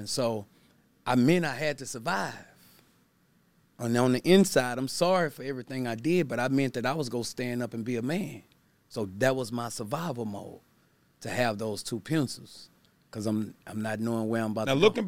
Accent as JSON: {"language": "English", "town": "Baton Rouge", "region": "Louisiana", "country": "United States", "tie": "born or raised there", "said": "I'm from Baton Rouge, Louisiana"}